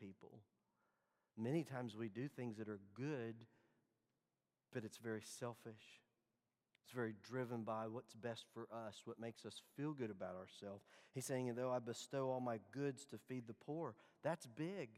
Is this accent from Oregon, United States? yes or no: no; Dallas, Texas, United States; Growing up in Dallas